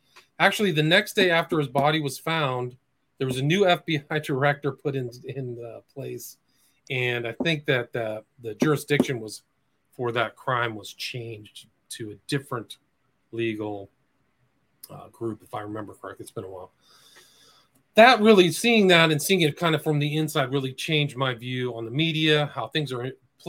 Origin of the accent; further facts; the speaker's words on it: Nebraska, United States; I'm from the Midwest. I was born in Nebraska, so I wasn't one of those types who was from the Silver Spoon or something like that.